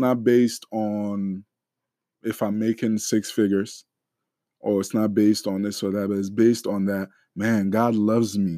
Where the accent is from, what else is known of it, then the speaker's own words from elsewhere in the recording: Ghana; we're Ghanaian